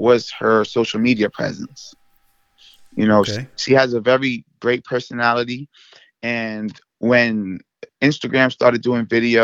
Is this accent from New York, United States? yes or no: yes; New York, United States; I'm from New York